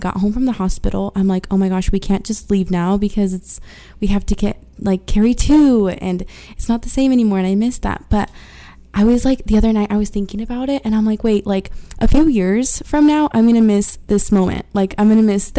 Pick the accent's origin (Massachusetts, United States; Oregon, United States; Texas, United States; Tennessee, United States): Oregon, United States; first language Spanish; English is a second language; also born or lived in Mexico (ancestry); now in Utah, United States; I was born and raised in Oregon, but my family's all Mexican